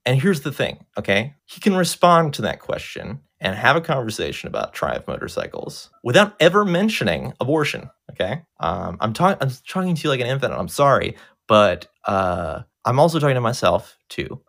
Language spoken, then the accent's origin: English; United States; I, I'm an American and I've never been outside the country